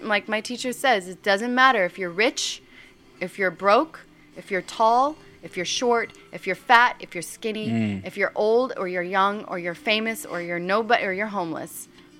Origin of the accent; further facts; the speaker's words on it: Massachusetts, United States; accent: Boston; My Boston accent makes him have to pee a lot.